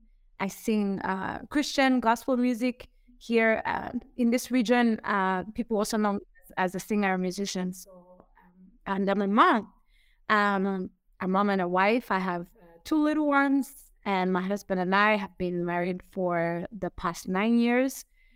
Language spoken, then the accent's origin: English; Burundi; also born or lived in Zambia; now in Kigali, Rwanda; I'm from Burundi. I'm Burundian. I'm currently based in Rwanda. And I've lived, I'd say majority or maybe half of my life in Zambia.